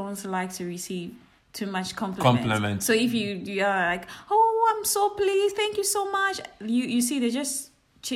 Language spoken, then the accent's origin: English; Ghana; as Ghanaian